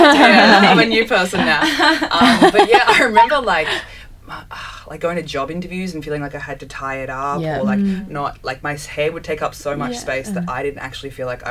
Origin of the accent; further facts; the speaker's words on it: Bendigo, Victoria, Australia; my dad is from Tonga, my mom's from Australia, but in Tonga I'm not Tongan, I'm born and raised in Bendigo, but in Australia, I'm not Australian because I'm brown